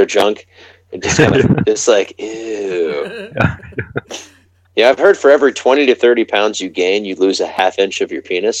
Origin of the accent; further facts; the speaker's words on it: United States; I'm an American.